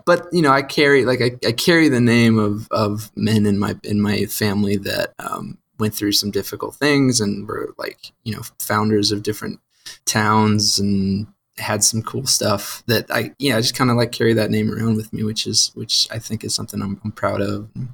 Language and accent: English; St. Louis, Missouri, United States; moved away as an adult; now in Georgia, United States; I grew up in St. Louis